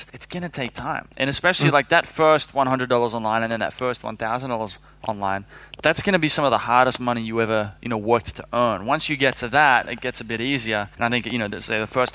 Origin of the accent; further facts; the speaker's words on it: Sydney, New South Wales, Australia; moved away; I'm from Sydney, Australia.